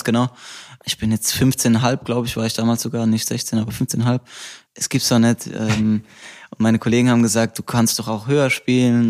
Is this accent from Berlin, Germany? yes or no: no; Rhineland-Palatinate, Germany; accent: Palatinate dialect; moved away; also born or lived in Saarbrücken / Mainz; jetzt komme ich schon ins, in Dialekt, nur weil ich über meine Heimat rede